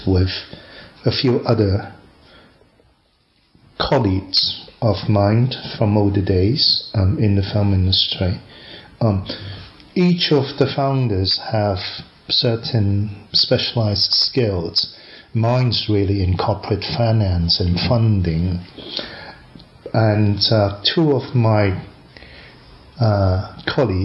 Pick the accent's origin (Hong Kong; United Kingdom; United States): Hong Kong; from Hong Kong